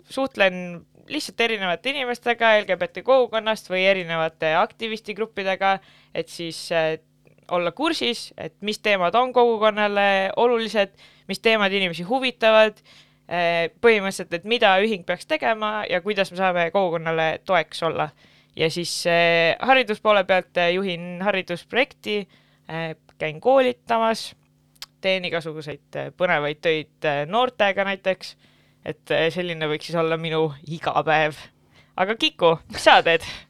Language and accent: Estonian; Pärnu, Pärnu County, Estonia; kindlasti olen ma esirinnas pärnakas, ehk siis olen Pärnust pärit